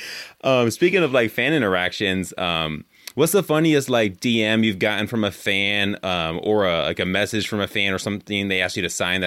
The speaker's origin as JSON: {"language": "English", "region": "California", "country": "United States", "moved": "yes", "lives_now": "Wisconsin, United States", "said": "I'm from California. I live in Wisconsin now, but I'm from California"}